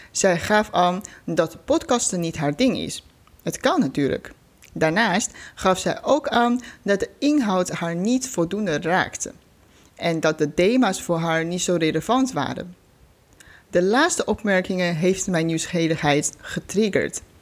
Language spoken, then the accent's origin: Dutch; China; moved away as an adult; now in Netherlands; Ik ben 33 jaar oud. Ik kom oorspronkelijk uit China. Voor de studie ben ik naar Nederland gekomen. Inmiddels woon ik hier al 13 jaar.